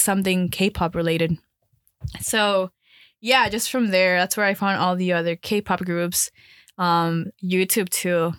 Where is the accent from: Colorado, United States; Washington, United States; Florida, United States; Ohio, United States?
Florida, United States; Miami; moved away as an adult; also born or lived in Colombia; now in Chicago, United States; I'm actually from Colombia, but I moved to Miami when I was around, like, nine, eight, nine. Then I moved to Chicago to go to school